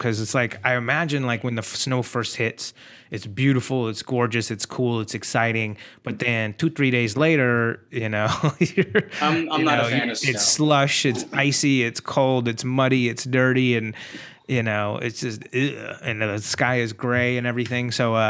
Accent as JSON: {"language": "English", "town": "San Antonio", "region": "Texas", "country": "United States", "tie": "born or raised there", "moved": "yes", "lives_now": "Los Angeles, United States", "said": "I grew up in Texas, in San Antonio, Texas, where the weather is like really, really warm. And then I moved from Texas to Los Angeles, where the weather is, you know, all the time is gorgeous, you know."}